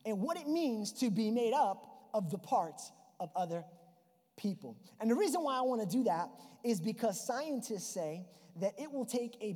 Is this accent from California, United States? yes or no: no; New York, United States; accent: New York; It's my New York accent